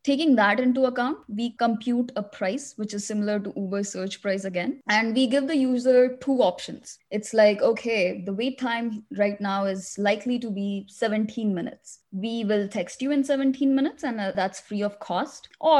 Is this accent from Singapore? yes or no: no; India; also born or lived in Middle East; now in United States; I came to US 10 years ago. Before that, I grew up in the Middle East and I'm originally from India.